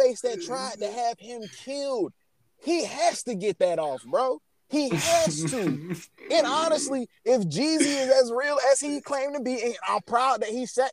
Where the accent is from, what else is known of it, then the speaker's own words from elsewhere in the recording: Florida, United States; I'm from Florida and lived in South Florida